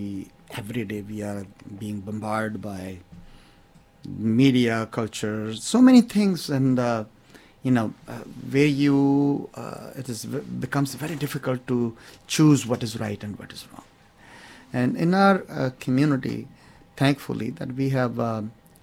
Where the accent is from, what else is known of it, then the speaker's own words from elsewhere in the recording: India; now in Rockville, United States; as a Sikh, I grew up in India